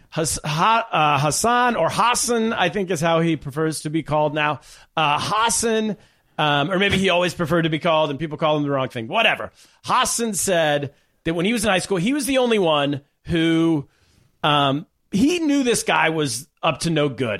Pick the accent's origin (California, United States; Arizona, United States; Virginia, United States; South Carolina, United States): California, United States; Sacramento; Sacramento, California, yes, also my hometown